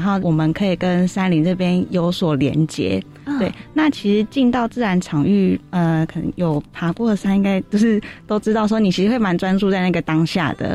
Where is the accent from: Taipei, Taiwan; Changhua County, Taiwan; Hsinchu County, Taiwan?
Taipei, Taiwan; 我自己其实从小就是在台北出生，在台北长大，因为我爸爸因为经济的关系，所以他国中就已经到台北来工作了